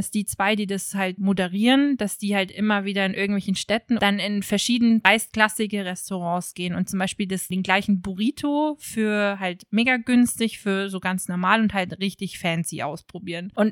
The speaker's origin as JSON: {"language": "German", "country": "Germany"}